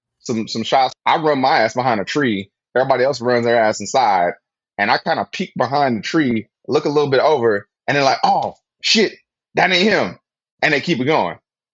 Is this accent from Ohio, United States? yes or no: no; Flint, Michigan, United States; now in California, United States; Growing up in Flint, went to college, kind of like had that shit like tucked away, went to grad school